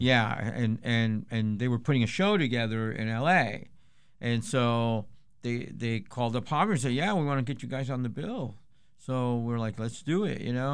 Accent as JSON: {"language": "English", "town": "Chula Vista", "region": "California", "country": "United States", "said": "we're from Chula Vista"}